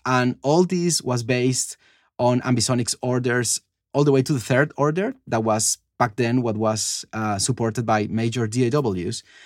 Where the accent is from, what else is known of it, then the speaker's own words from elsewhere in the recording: Cali, Valle del Cauca, Colombia; moved away; I'm from Cali. It's like the third city of Colombia